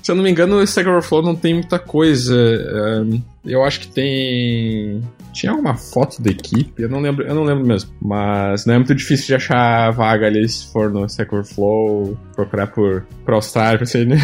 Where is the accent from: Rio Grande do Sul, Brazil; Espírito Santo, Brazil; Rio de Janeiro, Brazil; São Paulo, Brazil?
Rio Grande do Sul, Brazil; Gaúcho; moved away as an adult; now in Sydney, Australia; eu sou gaúcho